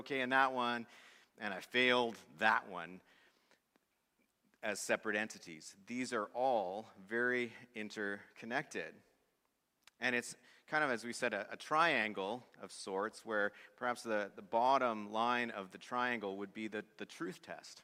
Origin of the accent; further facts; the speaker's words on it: Swift Current, Saskatchewan, Canada; he played hockey in my hometown of Swift Current